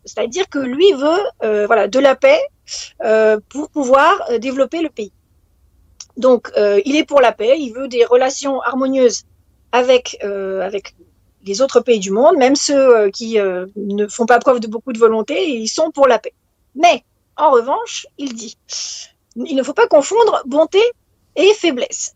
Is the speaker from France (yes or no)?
yes; France; en tant que française